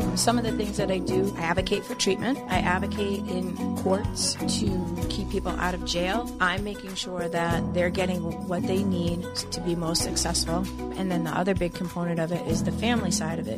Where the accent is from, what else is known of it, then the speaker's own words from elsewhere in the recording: Nantucket, Massachusetts, United States; I grew up on Nantucket